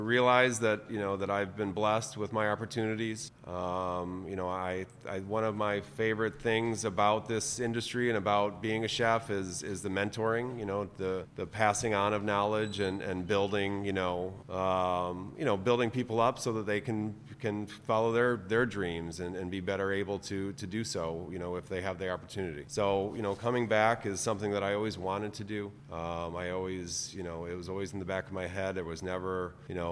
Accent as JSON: {"language": "English", "region": "Michigan", "country": "United States", "tie": "born or raised there", "said": "growing up in Michigan"}